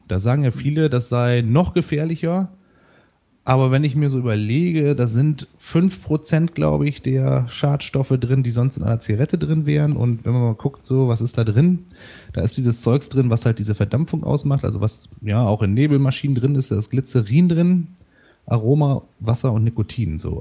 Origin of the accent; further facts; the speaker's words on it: Rheine, North Rhine-Westphalia, Germany; now in Münster, Germany; in meiner Heimatstadt Rheine, die haben hat ungefähr 80.000 Einwohner